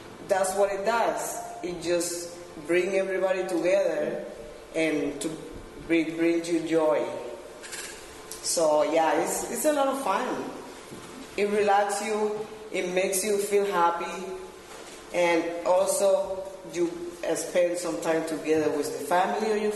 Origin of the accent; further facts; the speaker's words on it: Cuba; moved away as an adult; now in Peterborough, Canada; I am originally from Cuba. I've been in town for 10 years.